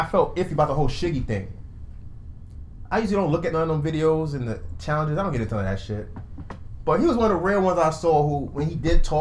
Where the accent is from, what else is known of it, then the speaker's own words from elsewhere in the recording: United States; we're American